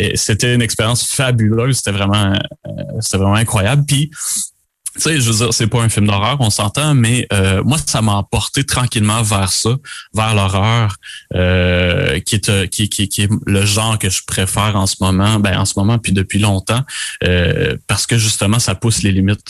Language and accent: French; Beauce, Quebec, Canada; moved away; also born or lived in Montreal, Canada / Eastern Townships, Quebec; Je viens de la Bosse originalement